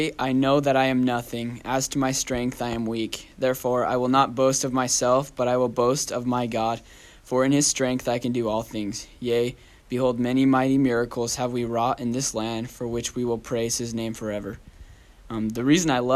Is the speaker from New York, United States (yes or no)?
no; Idaho, United States; moved away as an adult; now in Texas, United States; I'm from Idaho.